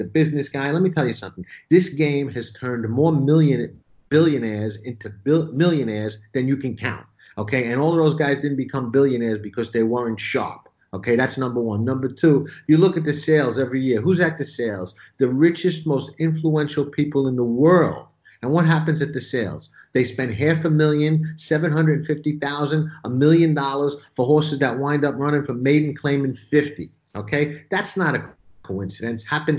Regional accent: New York City, New York, United States; I grew up in Brooklyn

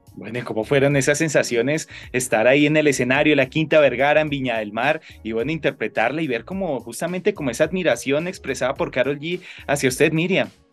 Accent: Colombia; como ciudadano colombiano

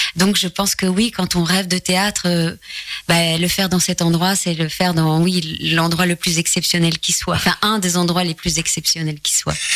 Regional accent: Charleroi, Wallonia, Belgium; moved away; en tant que Belge, euh, habitant en plus, né à Charleroi et habitant la région de Charleroi

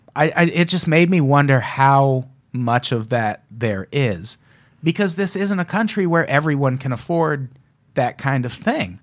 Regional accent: Midwest, United States; My hometown represent

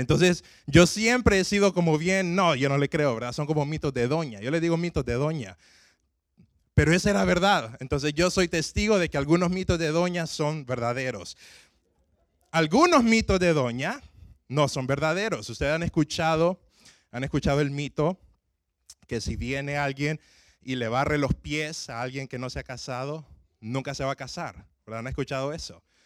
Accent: Honduras; yo soy de Honduras

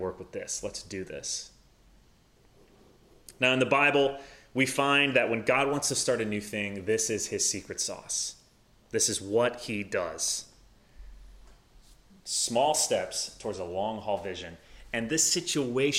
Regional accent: the South, United States; also born or lived in Midwest; now in Madison, United States; I'm from the South

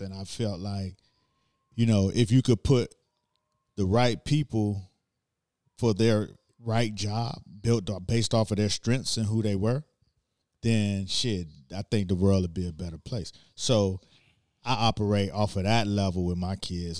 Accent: Miami, Florida, United States; I'm from Miami and played football

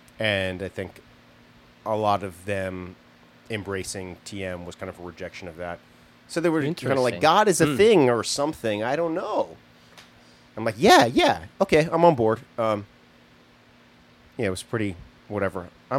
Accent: Fairfield, Iowa, United States; moved away; also born or lived in Philadelphia suburbs, Pennsylvania; I grew up in Iowa mostly, Fairfield, Iowa. My parents are transcendental meditators.

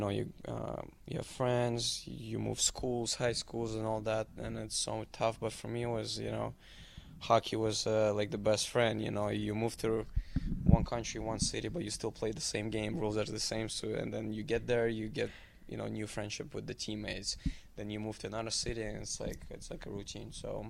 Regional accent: Milwaukee, Wisconsin, United States; born there; also born or lived in Germany / Switzerland / Italy / Moscow, Russia; I was born in Milwaukee, lived in Germany, Switzerland, Italy, then 10 years in Moscow, then played in minor midget in Chicago, and then in Canada

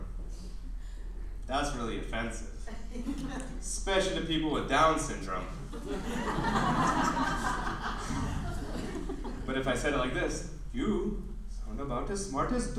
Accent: United States; also born or lived in Arizona; Growing up in America as a child of Indian parents

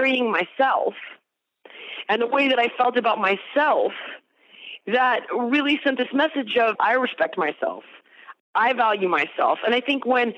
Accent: the Valley of Southern California, United States; I was actually born in the Valley of Southern California, and I grew up there as well

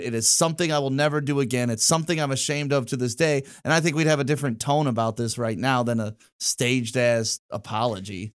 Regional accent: Detroit, Michigan, United States; also born or lived in Novi, Michigan / Walled Lake, Michigan; I grew up in Detroit, then we moved out to Novi, uh, like Walled Lake area

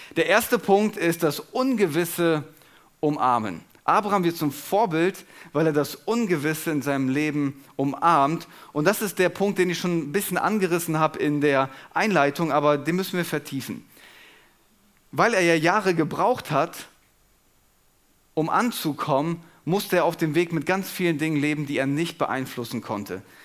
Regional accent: Germany; wir uns als Deutsche

